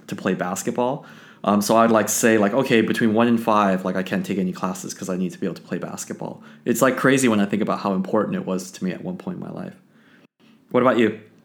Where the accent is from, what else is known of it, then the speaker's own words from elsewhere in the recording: Los Angeles, California, United States; I grew up in Los Angeles with, with the Lakers